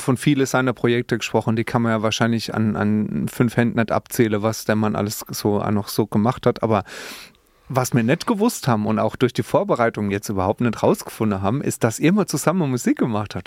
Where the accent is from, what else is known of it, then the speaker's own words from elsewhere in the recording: Speyer, Rhineland-Palatinate, Germany; in Speyer geboren. Ja, ne, zum Beispiel ich